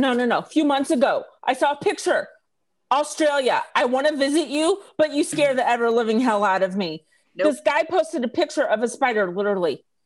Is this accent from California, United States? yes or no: no; Missouri, United States; And I grew up in Missouri with those brown recluses